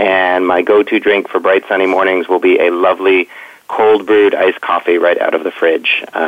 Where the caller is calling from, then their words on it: Toronto, Ontario, Canada; I'm calling from Toronto.